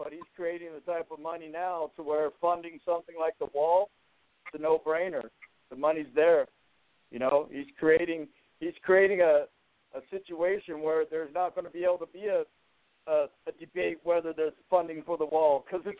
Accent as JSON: {"language": "English", "region": "California", "country": "United States", "said": "Well, like I said, you know, I'm from California, and I know what the socialist agenda behind the Democratic Party is all about."}